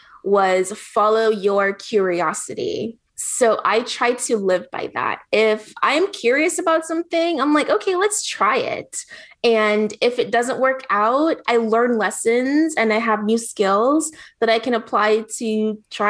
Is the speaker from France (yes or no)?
no; Jamaica; moved away; I grew up poor, so I thought poor was just going to be me. I grew up in Jamaica, really, really poor, with a single mom. Then I moved here